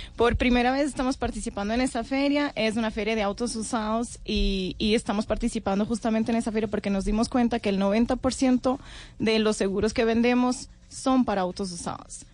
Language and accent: Spanish; Portugal; moved away as an adult; now in Colombia; Yo soy de Portugal